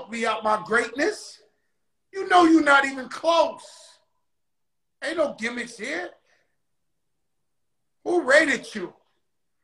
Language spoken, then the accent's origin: English; New York City, New York, United States; now in Miami, United States; I'm from the South Bronx.